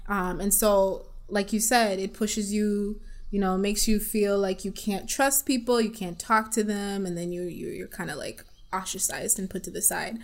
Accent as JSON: {"language": "English", "area": "East Side", "region": "Eastern Region", "country": "Uganda", "moved": "yes", "lives_now": "Kalamazoo, United States", "said": "I'm also from Africa. I'm from Uganda, East Side, represent. And I've been living in this small city of Kalamazoo for over 10 years."}